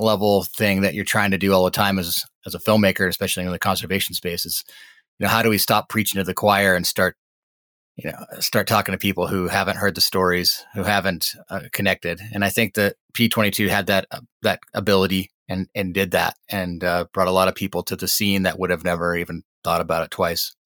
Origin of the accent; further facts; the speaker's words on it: Montana, United States; I grew up in Montana, was born and raised here.